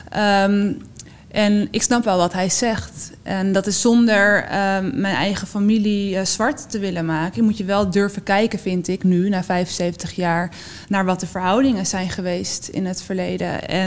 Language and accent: Dutch; Netherlands; Nee, we zijn Nederlanders, dus het is heel goed dat ehm, we aan die kant van de geschiedenis hebben gestaan.